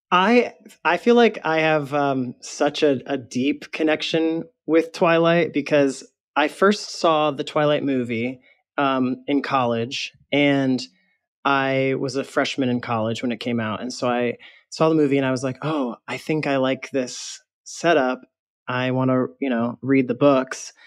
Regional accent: Michigan, United States; moved away as an adult; also born or lived in New York; now in West Hollywood, United States; I grew up in Michigan, and I went to school in New York, and then I moved to L A ten years ago

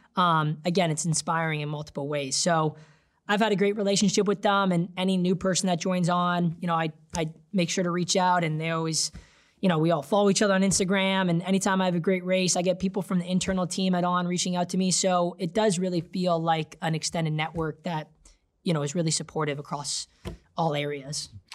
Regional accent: Canada; I came on board as a Canadian

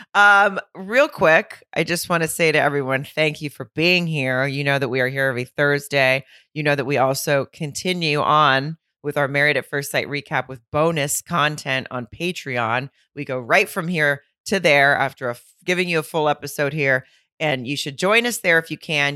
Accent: Arkansas, United States; moved away; also born or lived in Fayetteville, Arkansas; my hometown in Arkansas, in Lowell, Arkansas, which is right outside of Fayetteville

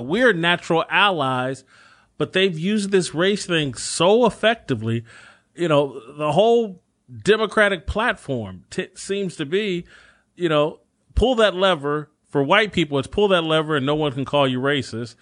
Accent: United States; born in this country

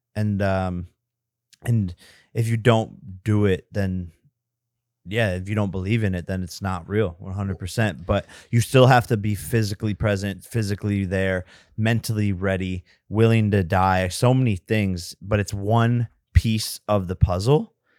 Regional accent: Westlake, Ohio, United States; moved away; we are both from Westlake, Ohio

